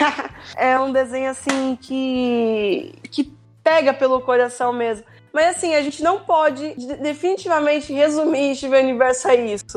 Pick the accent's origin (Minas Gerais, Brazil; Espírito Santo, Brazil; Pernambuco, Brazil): Minas Gerais, Brazil; Belo Horizonte; eu sou de BH